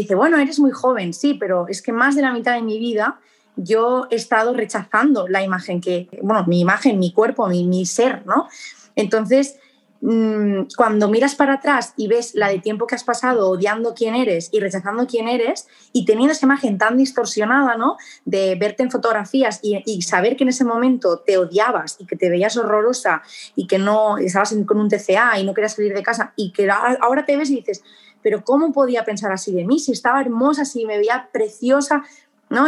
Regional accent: Barcelona, Catalonia, Spain; moved away as an adult; now in Murcia, Spain; soy de Barcelona, España

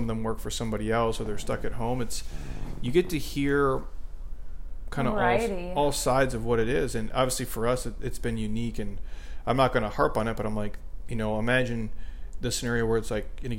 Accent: Midwest, United States; I grew up in the Midwest

